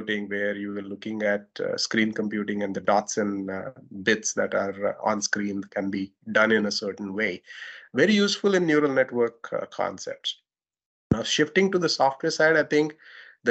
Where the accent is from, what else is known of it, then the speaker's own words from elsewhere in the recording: India; accent: Indian; Indian accent, my accent